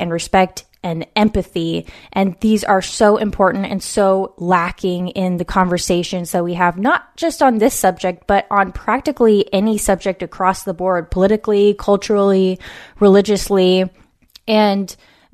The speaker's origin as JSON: {"language": "English", "region": "West Coast", "country": "United States", "tie": "born or raised there"}